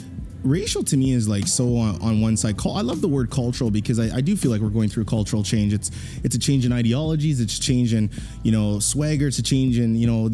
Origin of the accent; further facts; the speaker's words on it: Edmonton, Alberta, Canada; I'm a proud Canadian